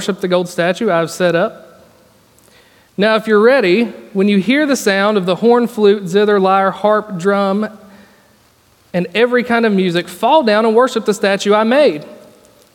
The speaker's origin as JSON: {"language": "English", "region": "Virginia", "country": "United States", "tie": "born or raised there", "said": "I grew up in Virginia"}